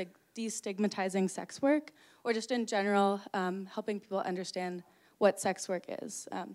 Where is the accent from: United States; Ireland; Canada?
Canada; I'm from Canada